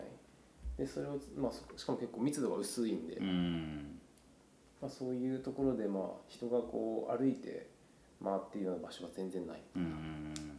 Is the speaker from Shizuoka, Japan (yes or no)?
yes; Fuji, Shizuoka, Japan; also born or lived in Tokyo; 完全に育ってるのは富士で,、うんうんうん、で高校まで富士ですね